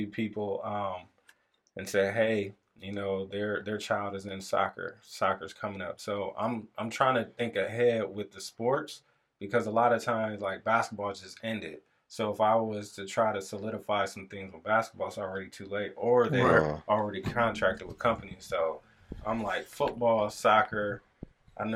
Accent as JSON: {"language": "English", "town": "Lorain", "region": "Ohio", "country": "United States", "tie": "born or raised there", "lives_now": "Elyria, United States", "said": "I grew up in Lorain. Now we live in Elyria"}